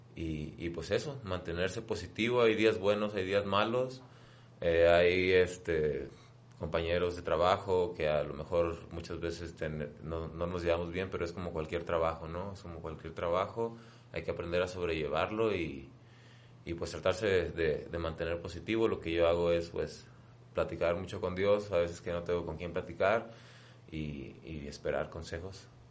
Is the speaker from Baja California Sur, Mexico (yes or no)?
yes; La Paz, Baja California Sur, Mexico; yo soy de La Paz, Baja California